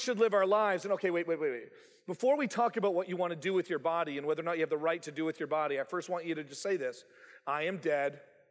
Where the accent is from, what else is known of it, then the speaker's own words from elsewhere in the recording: Canada; moved away as an adult; also born or lived in Bible Belt; growing up in Canada